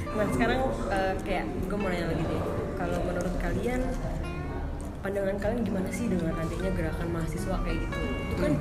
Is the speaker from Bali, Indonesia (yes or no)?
no; Jakarta, Indonesia; Aku dari Jakarta.